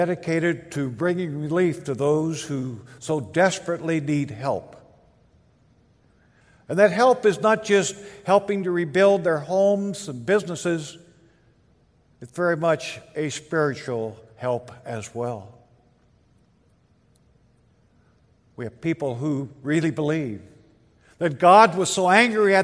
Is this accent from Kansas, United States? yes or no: yes; Linn, Kansas, United States; now in Alderson, United States; my hometown, which is Lynn, Kansas